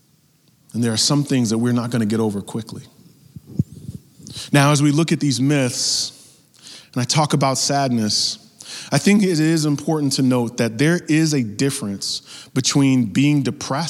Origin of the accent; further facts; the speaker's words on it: New York, United States; growing up in New York, all my family was in Mississippi